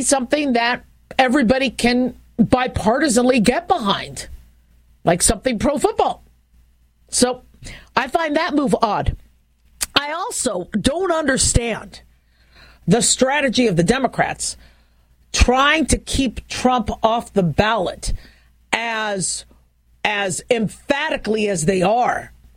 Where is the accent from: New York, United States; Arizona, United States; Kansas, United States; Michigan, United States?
Arizona, United States; Phoenix; growing up in Phoenix, Arizona